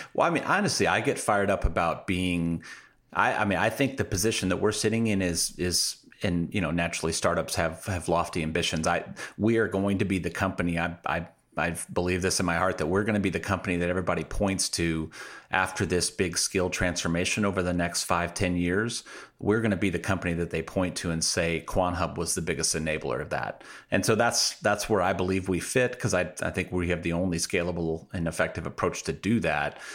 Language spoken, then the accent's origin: English; Midwest, United States; I'm from the Midwest